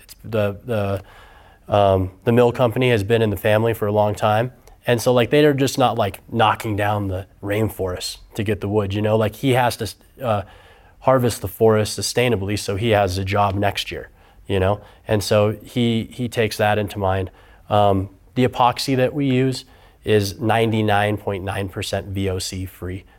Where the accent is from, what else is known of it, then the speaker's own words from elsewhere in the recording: Auburn, California, United States; moved away as an adult; also born or lived in Hawaii; now in Reno, United States; I grew up on the other side of the Sierra Nevada Mountains in Northern California in Auburn and came to U N R.